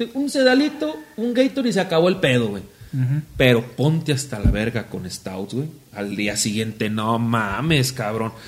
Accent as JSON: {"language": "Spanish", "town": "Zamora", "region": "Michoacán", "country": "Mexico", "said": "soy zamorano"}